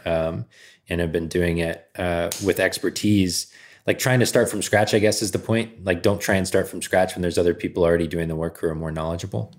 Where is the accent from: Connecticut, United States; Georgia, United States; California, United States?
Georgia, United States; moved away as an adult; I grew up in Georgia